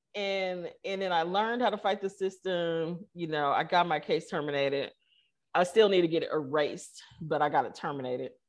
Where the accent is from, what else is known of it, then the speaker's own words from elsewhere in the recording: Kansas City, Missouri, United States; moved away; I grew up in Kansas City.